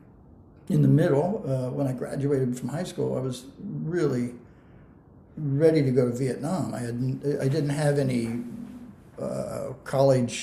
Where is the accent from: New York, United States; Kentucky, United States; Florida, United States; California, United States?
California, United States; San Bernardino; also born or lived in Ohio; I grew up in San Bernardino, California